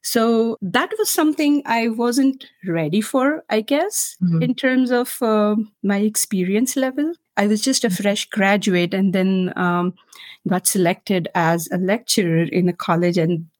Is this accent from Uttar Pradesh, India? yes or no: no; Maharashtra, India; first language Marathi; English is a second language; Marathi is my mother tongue back in India, and I'm a literature graduate.